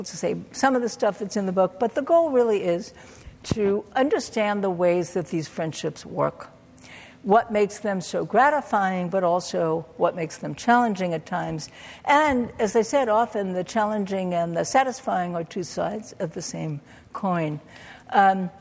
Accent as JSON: {"language": "English", "town": "New York City", "region": "New York", "country": "United States", "tie": "born or raised there", "said": "I grew up in Brooklyn, New York"}